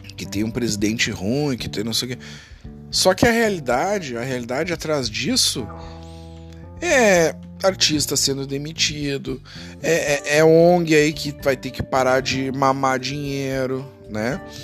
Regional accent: Brazil; Eu, eu sou brasileiro

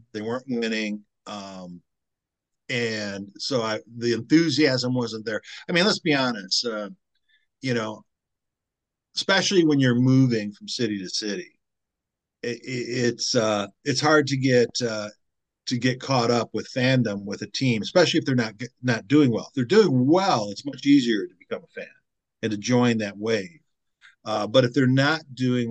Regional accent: Detroit, Michigan, United States; moved away as an adult; also born or lived in South Carolina; I'm from Detroit.

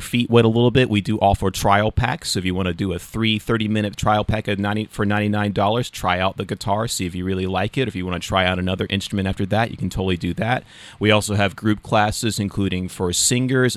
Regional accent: Southern Alabama, United States; accent: Southern; moved away as an adult; also born or lived in Florida; now in New Hampshire, United States; I'm originally from Southern Alabama

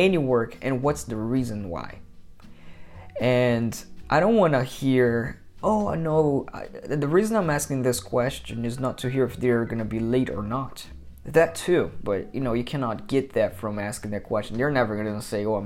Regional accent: Brazil; moved away; I'm from Brazil, and a lot of people from my country, actually from the country where I was born, from Brazil

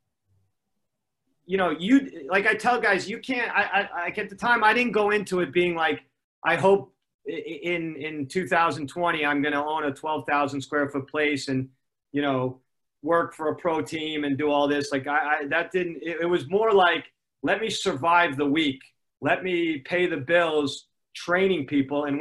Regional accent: Los Angeles, California, United States; also born or lived in Connecticut; I grew up basically in Gold's Gym in Venice, California

